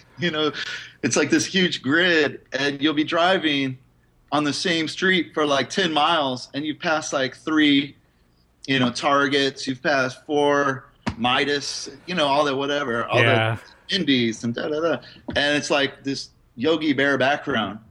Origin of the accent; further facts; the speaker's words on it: Indianapolis, Indiana, United States; moved away as an adult; now in San Francisco, United States; I grew up in the Midwest, Indiana, in Indianapolis. And I moved to San Francisco in 1996.